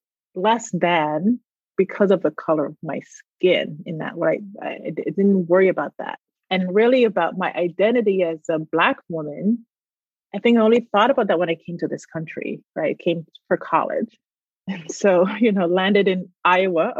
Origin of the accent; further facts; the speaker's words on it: Barbados; moved away; I grew up in Barbados